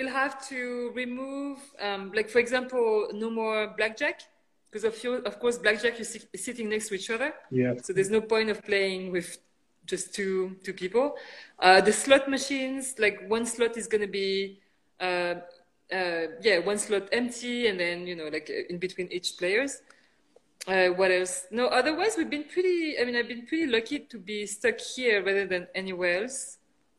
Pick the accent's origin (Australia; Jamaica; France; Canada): France; moved away as an adult; also born or lived in United Kingdom / China / San Francisco, United States; now in Las Vegas, United States; I'm originally from France. My background is Chinese. My parents are born in China, but migrated to France a long, long time ago. But I was born in France, then eventually I studied in the UK.